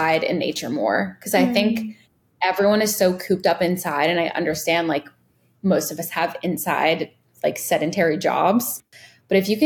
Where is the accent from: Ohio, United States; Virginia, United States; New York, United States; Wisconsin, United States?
Virginia, United States; also born or lived in Los Angeles, California; now in Miami, United States; I grew up in Virginia. And I grew up like playing in the woods